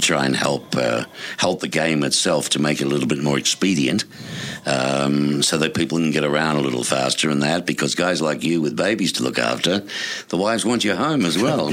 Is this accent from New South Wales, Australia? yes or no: no; Melbourne, Victoria, Australia; now in Tucson, United States; my hometown, Melbourne, Australia